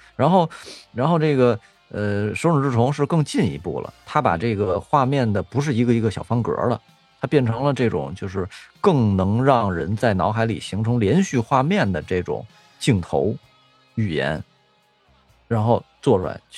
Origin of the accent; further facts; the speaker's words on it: near the Summer Palace, Beijing, China; 我最小的时候，应该是我们家住颐和园边儿上